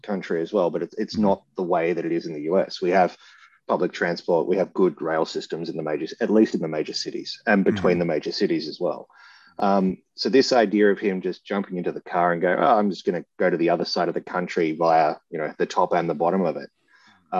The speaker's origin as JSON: {"language": "English", "country": "Australia", "said": "as an Australian"}